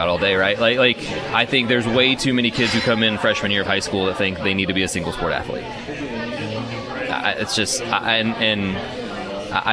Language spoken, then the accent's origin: English; Indiana, United States; moved away; I come from Indiana, where you hit middle school, you're playing 20 games a year